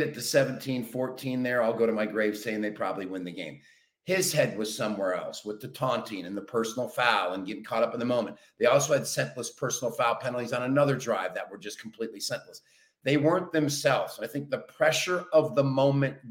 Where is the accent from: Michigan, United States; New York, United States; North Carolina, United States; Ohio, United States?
Michigan, United States; Being a lifelong Michigander, born and raised in Michigan